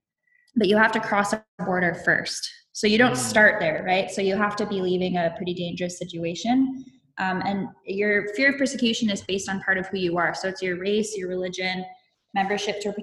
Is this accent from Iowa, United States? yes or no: yes; Iowa, United States; moved away as an adult; now in Minnesota, United States; I am from Iowa, but I've been in Minnesota the last 4 years.